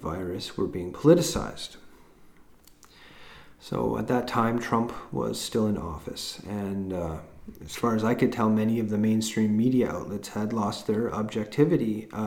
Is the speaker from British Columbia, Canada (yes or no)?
yes; Vancouver Island, British Columbia, Canada; also born or lived in Haida Gwaii; I was born and grew up on Vancouver Island, but also spent some years growing up in Haida Gwaii.